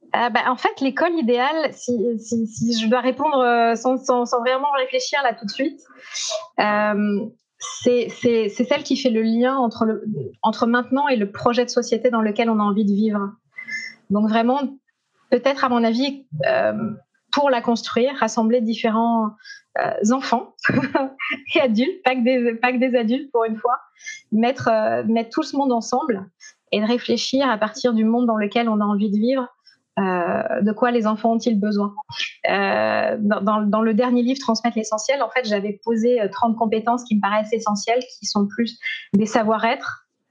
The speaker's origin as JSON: {"language": "French", "town": "Montpellier", "region": "Occitania", "country": "France", "also_born_or_lived": "Strasbourg", "moved": "as an adult", "said": "comme j'étais de Montpellier"}